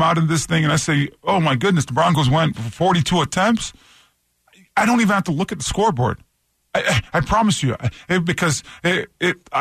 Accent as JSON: {"language": "English", "town": "Toronto", "region": "Ontario", "country": "Canada", "tie": "born or raised there", "moved": "yes", "said": "I grew up in Toronto, Canada"}